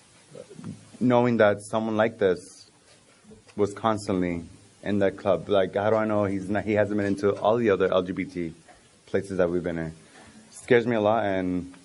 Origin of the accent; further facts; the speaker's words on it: Boston, Massachusetts, United States; also born or lived in Puerto Rico; now in Polk County, Florida, United States; I'm originally from Boston, from Puerto Rico, though, but I live here now